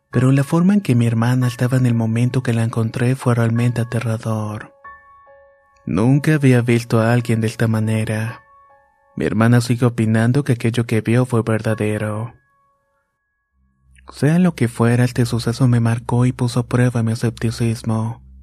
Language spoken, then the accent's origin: Spanish; Managua, Nicaragua; Somos de Managua, Nicaragua, y mi mamá dice que cuando era pequeña me veía hablar y jugar sola.